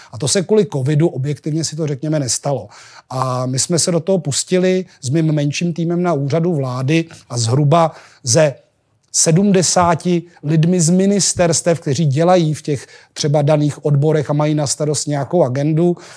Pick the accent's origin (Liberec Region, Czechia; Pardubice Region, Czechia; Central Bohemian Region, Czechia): Liberec Region, Czechia; Janov nad Nisou; moved away; Já jsem z Jablonce, no, z Janova nad Nisou